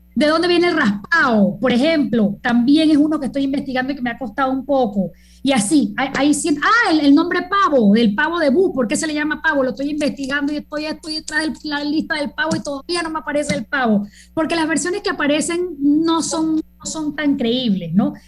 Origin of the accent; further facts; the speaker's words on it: Panama; yo no soy mexicana, eh, yo soy tan panameña como tú